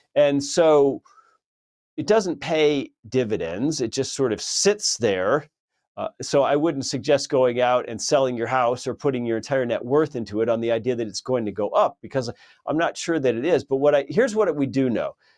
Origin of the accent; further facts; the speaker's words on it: California, United States; moved away; I lived in California for many many years, my home state.